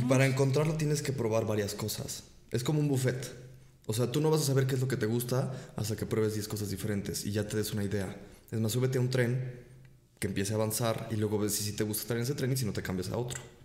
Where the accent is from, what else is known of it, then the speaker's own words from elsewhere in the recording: Mexico; Y a nosotros que somos de... Es otra cultura México también.